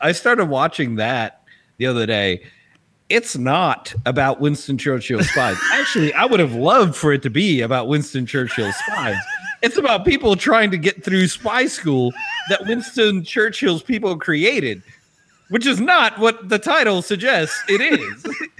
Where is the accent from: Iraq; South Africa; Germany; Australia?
South Africa; I'm going to tell you right now, Charlize, as a South African, I am ashamed.